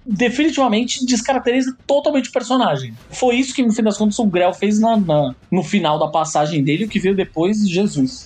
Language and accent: Portuguese; Santos, São Paulo, Brazil; Quando eu comecei a fazer um curso de quadrinhos em Santos, na minha terra natal